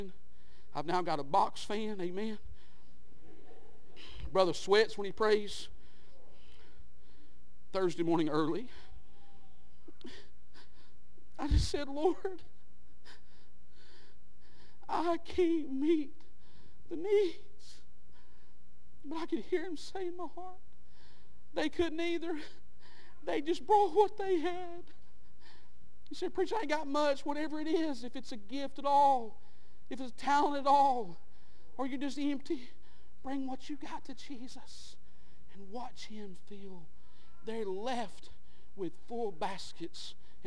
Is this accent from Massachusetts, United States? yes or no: no; Skitch Mountain, Georgia, United States; I grew up in Skitch Mountain.